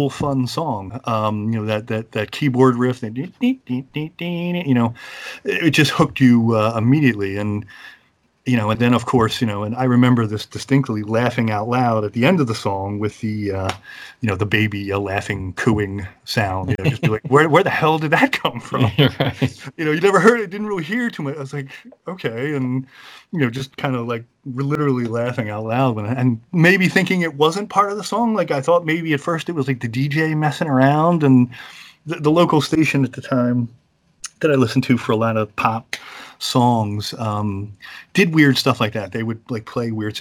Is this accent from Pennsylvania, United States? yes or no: yes; Philadelphia, Pennsylvania, United States; I grew up in the Philadelphia area, born and raised